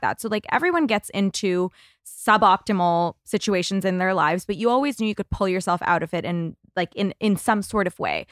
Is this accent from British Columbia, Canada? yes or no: no; Toronto, Ontario, Canada; now in Los Angeles, United States; I'm from Toronto originally, and coming to L